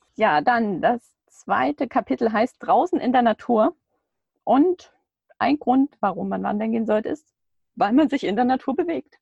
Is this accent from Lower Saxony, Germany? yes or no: no; Baden-Württemberg, Germany; Wir kommen beide irgendwie aus Baden-Württemberg